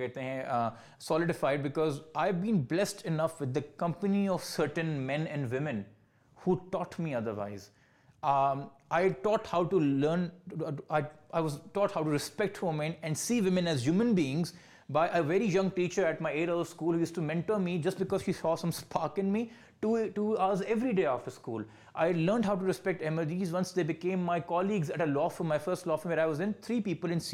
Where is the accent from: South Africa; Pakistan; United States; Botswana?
Pakistan; as a Pakistani, as a fellow citizen